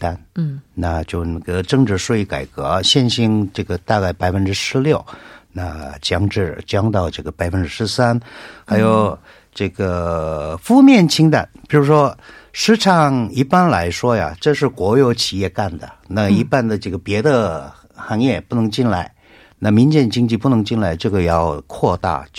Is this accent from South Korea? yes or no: yes; South Korea; Chinese is a second language; 我那个在韩国土生长大的啊，那今天头一次看到这个这么严重的情况